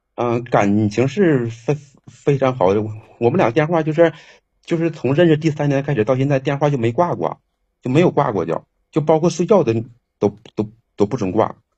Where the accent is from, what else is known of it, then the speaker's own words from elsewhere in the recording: Jinzhou, Liaoning, China; moved away; also born or lived in Inner Mongolia / Canada; 我老家是，是那个锦州的